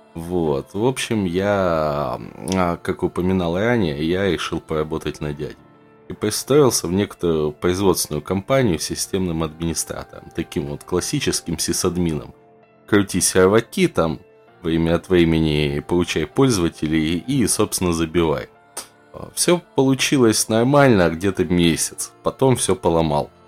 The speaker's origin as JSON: {"language": "Russian", "country": "Russia", "said": "Я, как любой просвещенный россиянин"}